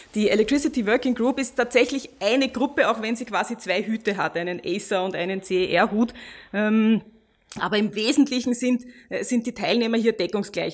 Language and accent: German; Austria; wir als Österreicher